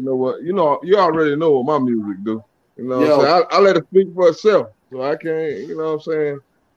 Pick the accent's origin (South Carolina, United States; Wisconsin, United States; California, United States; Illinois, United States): South Carolina, United States; Florence; I'm from South Carolina, man. I'm from Florence, South Carolina.